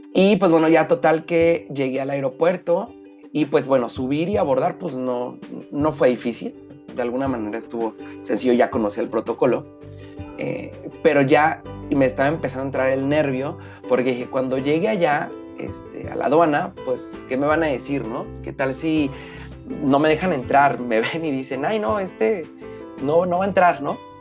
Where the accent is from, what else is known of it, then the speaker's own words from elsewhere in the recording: Mexico; como buen mexicano